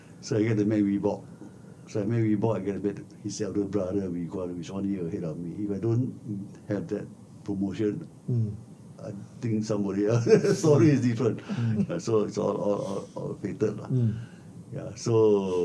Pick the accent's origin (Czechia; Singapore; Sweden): Singapore; We were all neighborhood boys living in Tiong Bahru